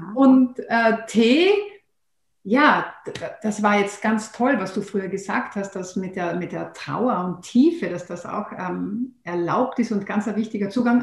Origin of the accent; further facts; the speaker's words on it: Austria; bei uns in Österreich